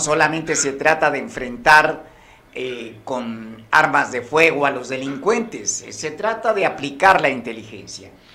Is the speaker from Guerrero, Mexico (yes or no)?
yes; Guerrero, Mexico; aquí en Guerrero